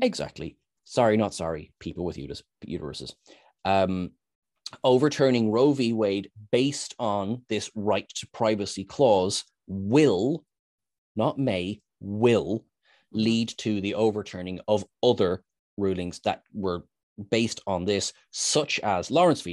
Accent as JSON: {"language": "English", "country": "Ireland", "said": "we're Irish"}